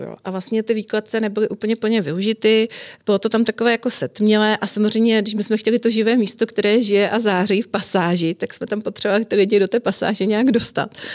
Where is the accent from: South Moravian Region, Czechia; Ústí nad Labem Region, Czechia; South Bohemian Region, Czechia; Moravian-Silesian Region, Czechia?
Moravian-Silesian Region, Czechia; Frýdek-Místek; moved away as an adult; now in Prague, Czech Republic; já jsem vyrůstala v rodině hodně kulturně zaměřené, že můj otec celý život hrál a vedl ochotnické divadlo u nás na malém městě ve Frýdsku místku, odkud pocházím